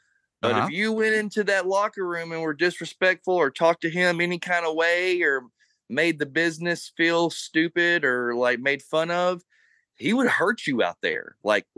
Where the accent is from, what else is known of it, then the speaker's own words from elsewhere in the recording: Monroe, Louisiana, United States; My hometown of Monroe in the 70s